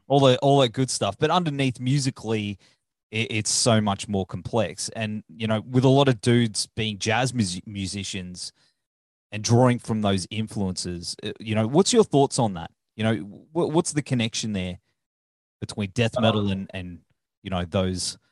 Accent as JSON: {"language": "English", "country": "Australia", "said": "I'm Australian"}